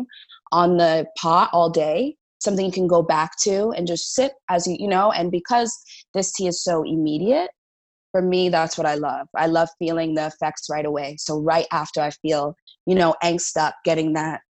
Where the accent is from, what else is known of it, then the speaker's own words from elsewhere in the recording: New Jersey, United States; moved away; also born or lived in New York; I'm from the East Coast, New Jersey, New York